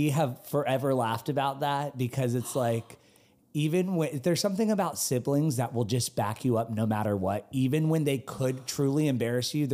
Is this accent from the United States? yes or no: no; United Kingdom; The girls fall in love with me because I'm this Brit that, you know, in Concord, North Carolina.